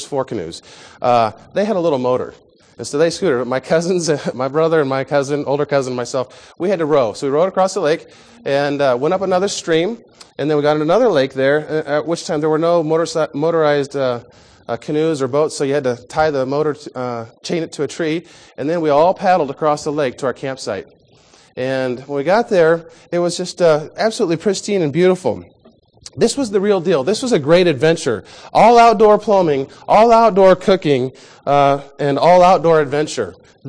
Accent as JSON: {"language": "English", "region": "Midwest", "country": "United States", "tie": "born or raised there", "said": "When I was 12 years old, I grew up in the Midwest, and we went on one of those memorable family vacations."}